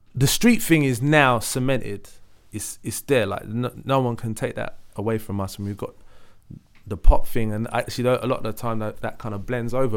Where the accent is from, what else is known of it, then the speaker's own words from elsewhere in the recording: London, United Kingdom; I grew up in Leytonstone Thatched House